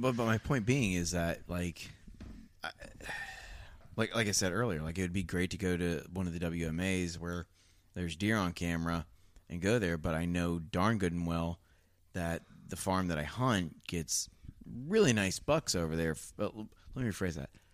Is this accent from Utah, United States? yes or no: no; Ohio, United States; moved away; I'm from Ohio